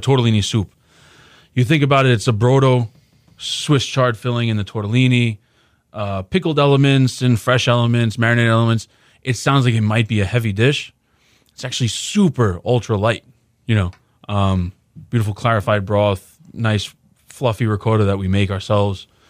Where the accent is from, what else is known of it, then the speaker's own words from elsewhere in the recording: New York, United States; moved away as an adult; now in Houston, United States; I grew up in New York. I was born there